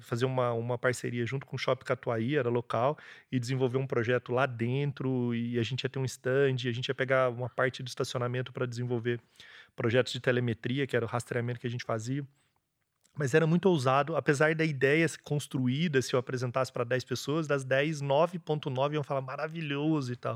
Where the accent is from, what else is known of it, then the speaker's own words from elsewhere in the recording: Ribeirão Preto, São Paulo, Brazil; moved away as an adult; now in Londrina, Brazil; sou nasci em São Paulo, estudei em Ribeirão Preto, morei em Ribeirão Preto.